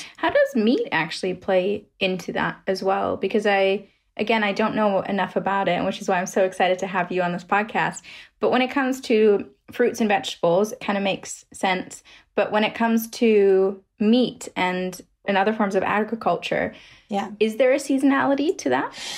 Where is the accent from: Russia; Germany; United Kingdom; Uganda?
Germany; I'm from Germany